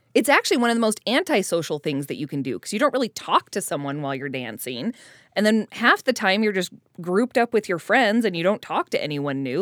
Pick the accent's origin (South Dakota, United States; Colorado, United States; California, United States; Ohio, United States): Colorado, United States; moved away; I'm from Colorado originally, where there's no mid singles.